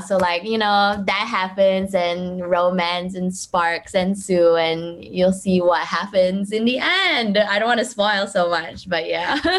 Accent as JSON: {"language": "English", "town": "Kuching", "region": "Sarawak", "country": "Malaysia", "said": "I'm from Kuching"}